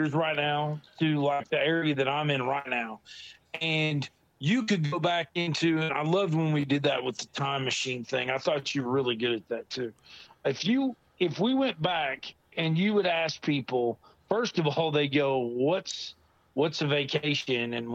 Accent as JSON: {"language": "English", "region": "Ohio", "country": "United States", "tie": "born or raised there", "moved": "yes", "said": "I was born in Ohio"}